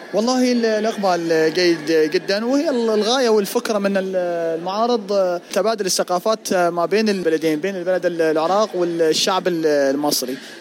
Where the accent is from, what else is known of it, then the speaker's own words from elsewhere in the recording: Egypt; احنا من مصر وبضاعتنا كلها مصريه